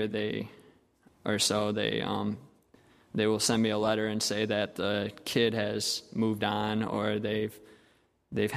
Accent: United States; Growing up in America

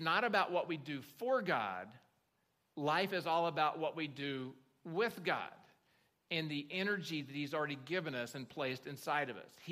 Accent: Oklahoma, United States; I grew up in Oklahoma

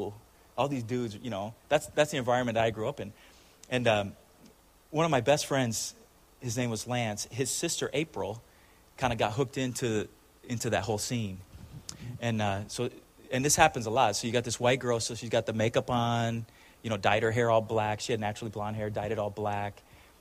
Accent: Chula Vista, California, United States; I grew up in Chula Vista, which is South Side San Diego

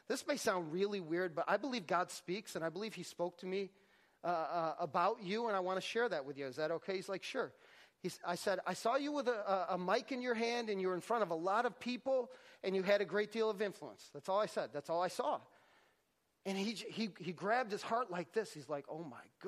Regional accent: Syracuse, New York, United States; I'm from Syracuse, New York

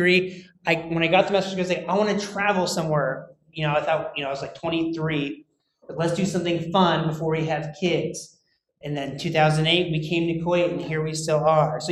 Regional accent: United States; moved away; I'm American

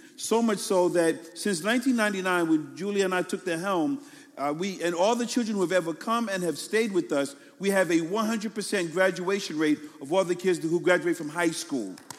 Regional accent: New York City, New York, United States; I'm from New York City, right? So, and I'm from Brooklyn more so. So we talk real fast

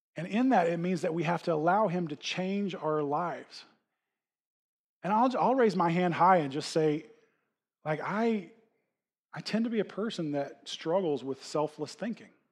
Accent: United States; we as, especially as American Christians

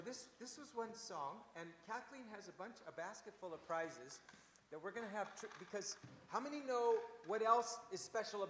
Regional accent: Canada; as a Canadian Christian

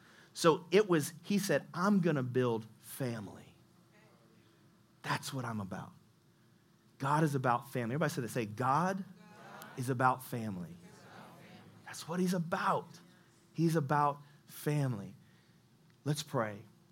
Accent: Indianapolis, Indiana, United States; Yeah, I'm from Nap.

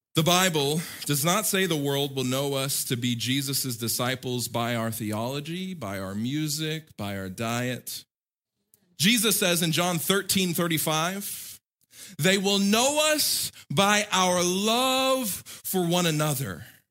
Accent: United States; as an American living my whole life in America, growing up in America

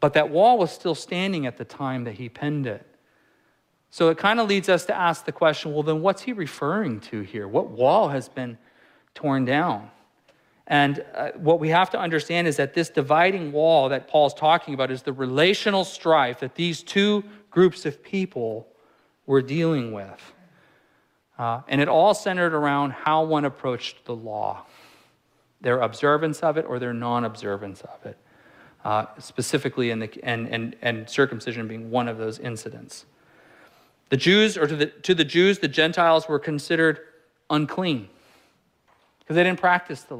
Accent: California, United States; moved away; I'm from California

